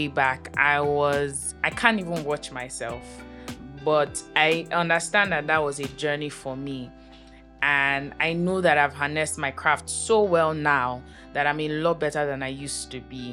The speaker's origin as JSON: {"language": "English", "region": "Lagos", "country": "Nigeria", "tie": "born or raised there", "said": "I grew up in Aja, right from time, yes. I've always lived in Aja"}